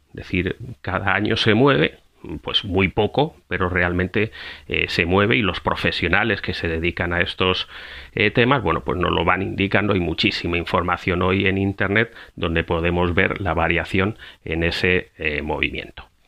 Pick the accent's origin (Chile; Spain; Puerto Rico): Spain; now in Costa Rica; España. De donde vengo